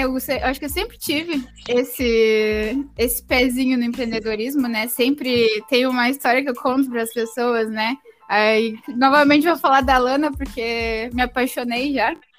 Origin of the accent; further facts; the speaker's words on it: Pelotas, Rio Grande do Sul, Brazil; sou de Pelotas, Rio Grande do Sul. Então, estou um pouquinho longe, vamos dizer assim. Mas uh, no caso, nasci aqui no Grande do Sul